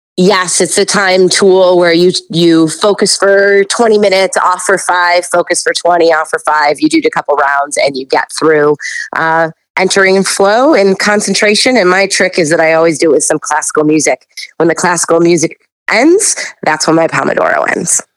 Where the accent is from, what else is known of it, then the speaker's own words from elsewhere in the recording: Buffalo, New York, United States; I'm from Buffalo, New York